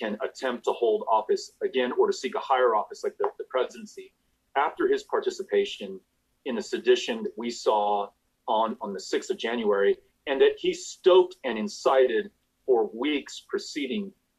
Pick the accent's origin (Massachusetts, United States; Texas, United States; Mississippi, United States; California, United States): Texas, United States; El Paso; El Paso County, my hometown